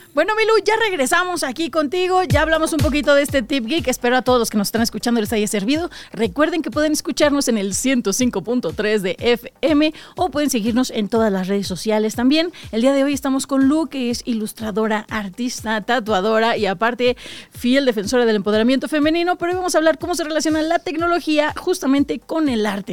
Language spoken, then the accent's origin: Spanish; Aguascalientes, Mexico; now in Mexico City, Mexico; yo en pandemia me regresé a mi pueblo, Aguascalientes.